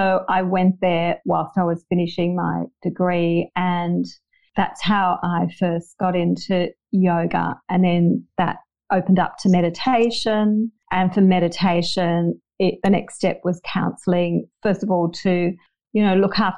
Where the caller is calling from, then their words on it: Bondi, New South Wales, Australia; Oh, yes, I am speaking from Bondi.